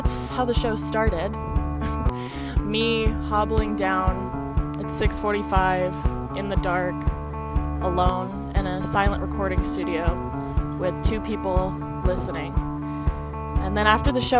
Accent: California, United States; moved away; I'm from California.

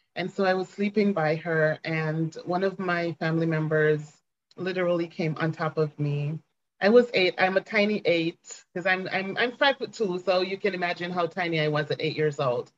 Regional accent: Ocho Rios, Saint Ann, Jamaica; I was born and raised in Jamaica, um, raised in Ocho Rios, Jamaica, in fact

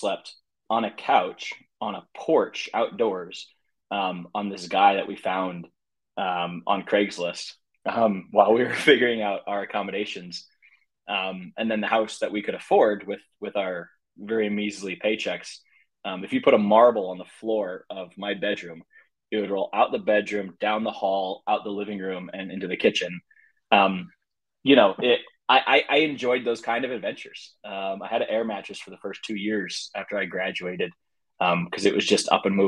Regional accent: St. Louis, Missouri, United States; also born or lived in Oregon / Virginia; born and raised in St. Louis

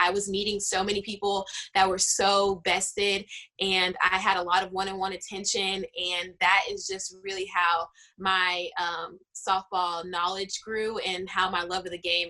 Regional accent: Houston, Texas, United States; I'm born and raised Houston, Texas. Inner city at that. So I went to an inner city school. Actually, I attended Booker T. Washington High School, which is the first Black high school in the city.

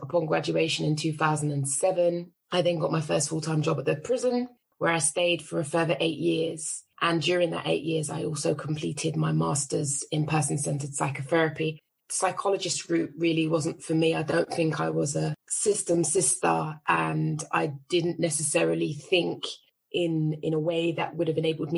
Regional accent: London, United Kingdom; I was raised in Northwest London on an estate called St. Ralph's

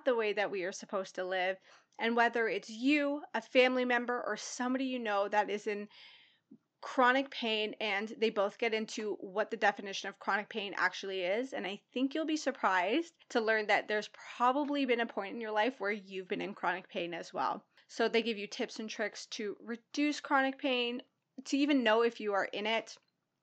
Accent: Toronto, Ontario, Canada; also born or lived in Pickering, Ontario; now in Brighton, Canada; I grew up in Scarborough, in the Rouge Hill, Gilwood area

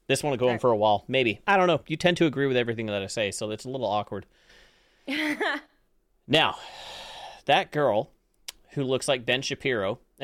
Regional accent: Canada; I'm Canadian.

